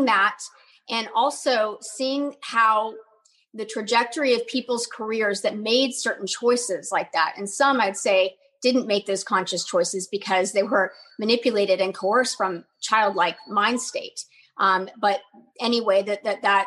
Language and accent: English; Dallas, Texas, United States; my hometown of Dallas, Texas